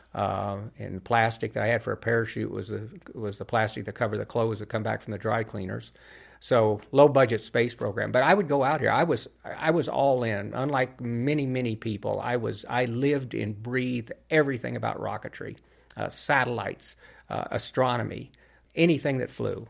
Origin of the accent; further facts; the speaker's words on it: Albuquerque, New Mexico, United States; my hometown, um, here in Albuquerque where I grew up